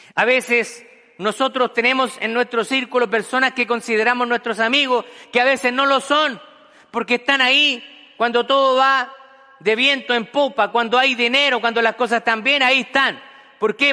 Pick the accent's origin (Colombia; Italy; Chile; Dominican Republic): Chile; moved away as an adult; en mi país natal, que es Chile